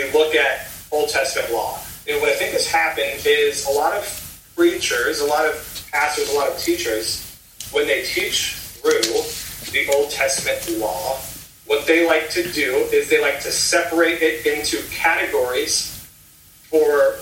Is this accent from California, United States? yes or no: no; Indiana, United States; also born or lived in South Carolina; now in Ohio, United States; I used to live in South Carolina. I now live in Ohio. I grew up in Indiana